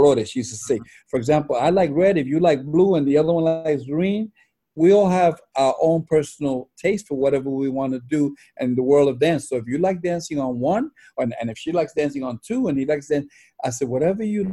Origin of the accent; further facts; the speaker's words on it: New York City, New York, United States; growing up in Spanish Harlem